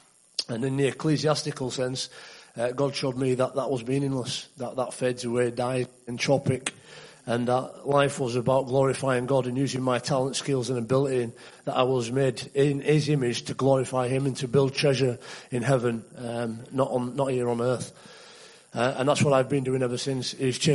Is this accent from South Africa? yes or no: no; Leeds, Yorkshire and the Humber, United Kingdom; you can probably tell from my accent that I'm not from around here. I'm from Leeds, England, in West Yorkshire